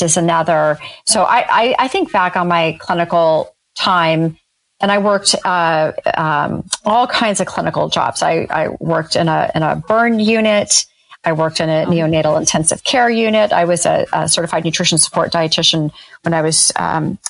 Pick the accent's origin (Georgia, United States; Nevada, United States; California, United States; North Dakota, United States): California, United States; Northern; I grew up in Northern California in a teeny tiny town